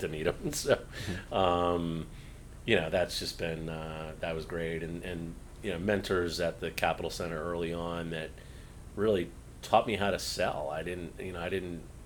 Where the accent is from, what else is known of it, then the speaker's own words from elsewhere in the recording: New England, United States; now in West Palm Beach, United States; growing up in New England